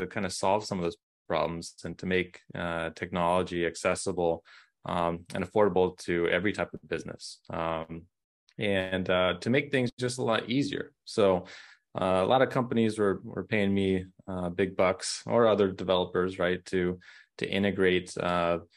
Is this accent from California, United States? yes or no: yes; Orange County, California, United States; moved away; I'm originally from Orange County, California